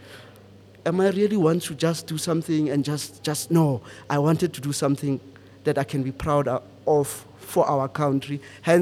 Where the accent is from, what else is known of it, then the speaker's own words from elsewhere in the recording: Pretoria, Gauteng, South Africa; moved away as an adult; also born or lived in Rustenburg; now in Johannesburg, South Africa; I'm from Pretoria.